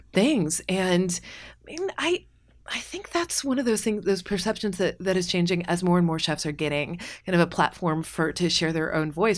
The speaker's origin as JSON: {"language": "English", "region": "Kentucky", "country": "United States", "said": "I'm from Kentucky"}